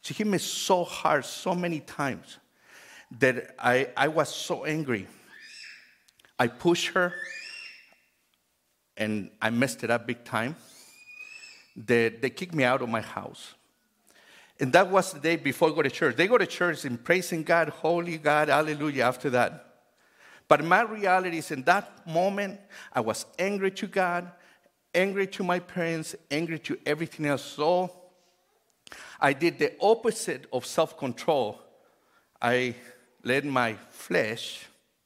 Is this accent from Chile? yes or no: yes; Chile; English is a second language; now in United States; I grew up in Chile